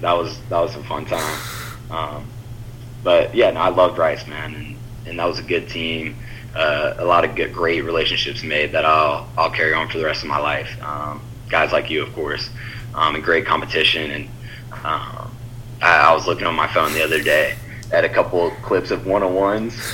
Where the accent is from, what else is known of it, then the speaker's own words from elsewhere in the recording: Houston, Texas, United States; also born or lived in Alexandria, Louisiana / Louisiana; my dad got offered a job in Houston when I was almost nine years old. So then moved to Houston, um, and I was there the rest of the time.